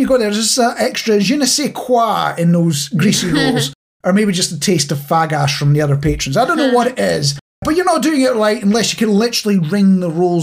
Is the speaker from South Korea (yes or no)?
no; Scotland, United Kingdom; also born or lived in Manchester; now in East Midlands, United Kingdom; growing up, it was mostly in Scotland, but we did do a few years near Manchester as well.